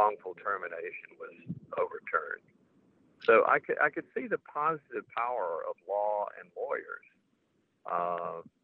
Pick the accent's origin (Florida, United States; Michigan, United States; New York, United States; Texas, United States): Florida, United States; Tallahassee; also born or lived in Durham, North Carolina / Sarasota, Florida; I was born in Tallahassee, and I lived there until I was 18.